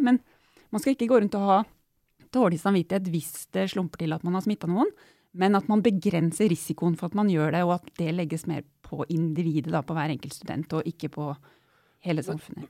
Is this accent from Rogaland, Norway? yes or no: no; Otta, Innlandet, Norway; Jeg er jo vokst opp på Otta i Gudbrandsdalen